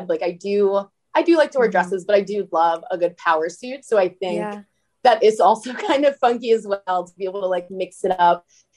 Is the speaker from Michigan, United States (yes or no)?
yes; Bloomfield Hills, Michigan, United States; moved away as an adult; also born or lived in Washington, D.C. / Berkeley, California / New York; I'm originally from Bloomfield Hills, Michigan.